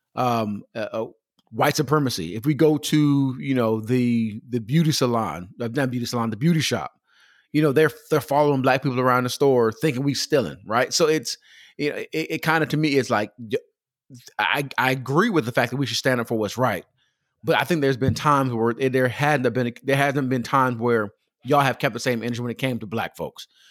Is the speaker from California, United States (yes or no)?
yes; Pomona, California, United States; I grew up in Pomona, California, Los Angeles, California, that area in Southern California